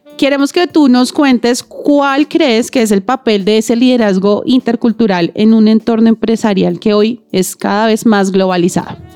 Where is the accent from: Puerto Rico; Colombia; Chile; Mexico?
Colombia; cuando nosotros como colombianos